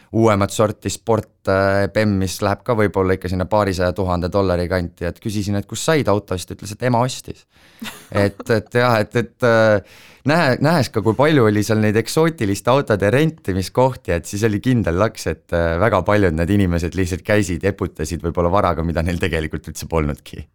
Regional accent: Estonia; ma olen Eestist

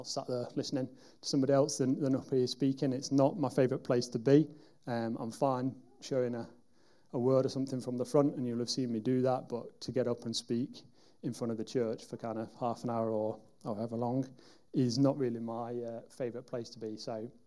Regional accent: Wigan, North West England, United Kingdom; moved away as an adult; now in Derby, United Kingdom; I'm from a town called Wigan, which is in the northwest of England. And I moved down here nearly 15 years ago

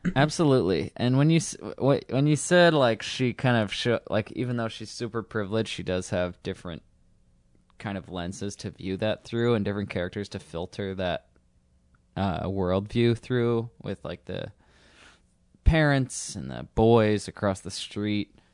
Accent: Northeast, United States; growing up in suburbs, growing up in the Northeast where everyone's miserable

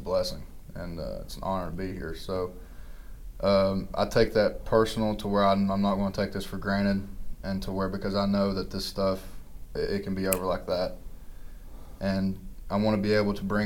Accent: Kentucky, United States; me being from Kentucky, with me being at my home state school

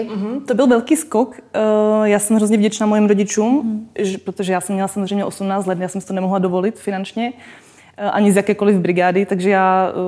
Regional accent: Czechia; Já jsem teda Slovenka, ale narodila jsem se v Čechách. A vlastně v Čechách my jsme chodili ze Žadce do Českých Budějovic, z Budějovic do Brna, z Brna do Prahy.

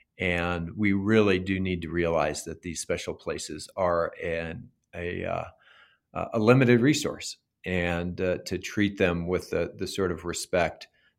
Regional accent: New Mexico, United States; And when you go out in a state like Montana or Idaho or Colorado or my home state of New Mexico

